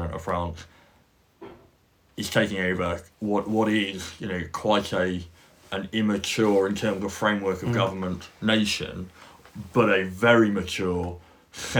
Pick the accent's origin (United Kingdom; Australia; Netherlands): United Kingdom; we as British people